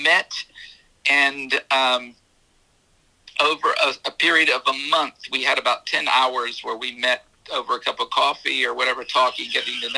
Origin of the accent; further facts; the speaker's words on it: South Carolina, United States; now in Florida, United States; I'm from South Carolina originally, so we're in Florida now.